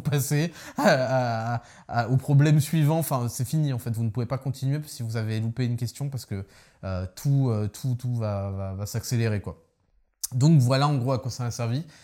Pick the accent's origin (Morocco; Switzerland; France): France; Paris, Île-de-France; je suis parisien